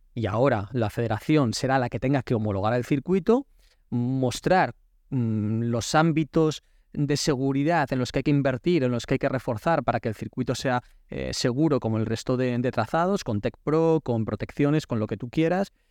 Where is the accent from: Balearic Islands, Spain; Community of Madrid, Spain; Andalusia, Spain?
Community of Madrid, Spain; Madrid; Como madrileño